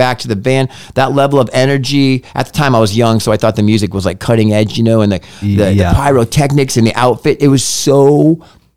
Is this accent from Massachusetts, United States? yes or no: yes; Massachusetts, United States; I'm from Massachusetts.